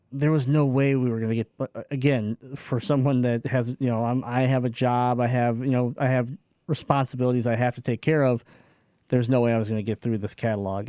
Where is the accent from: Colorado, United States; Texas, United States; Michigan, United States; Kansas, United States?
Michigan, United States; we're from Michigan.